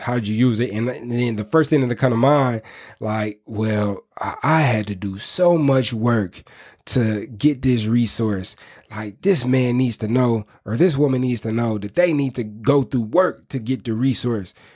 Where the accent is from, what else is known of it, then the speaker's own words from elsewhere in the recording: Inkster, Michigan, United States; I'm from Inkster, Michigan